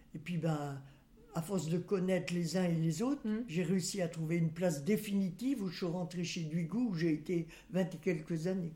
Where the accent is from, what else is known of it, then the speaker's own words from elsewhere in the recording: Saint-Nazaire, Pays de la Loire, France; also born or lived in Nantes; Je suis née à Saint-Nazaire, à la maternité